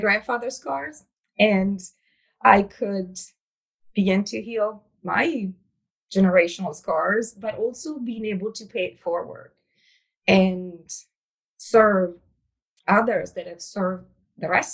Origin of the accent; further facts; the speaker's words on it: Italy; English is a second language; moved away; I was born and raised in Italy